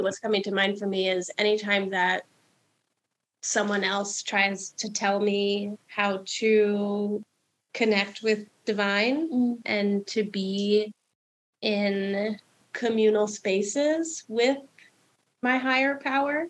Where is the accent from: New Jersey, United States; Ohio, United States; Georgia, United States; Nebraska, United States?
New Jersey, United States; New Jersey suburbs, United States; moved away; my hometown did, which was white, middle class, straight, Christian up in the Jersey suburbs